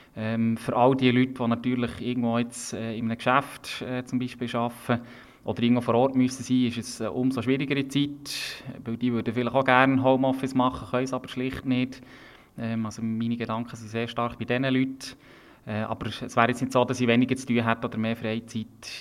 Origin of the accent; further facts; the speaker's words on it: Bern, Switzerland; ist Bern nach wie vor meine Heimat und ich lebe gerne hier